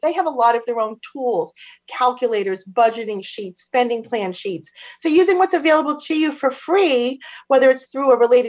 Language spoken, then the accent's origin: English; Boston, Massachusetts, United States; accent: Boston; my Boston accent's going to kick